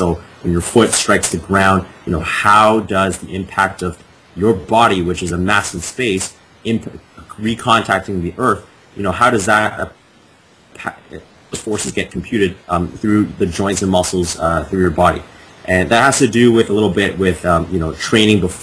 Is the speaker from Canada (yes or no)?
yes; Canada; moved away as an adult; now in Boston, United States; Originally I'm from Canada. Now I'm based out of Boston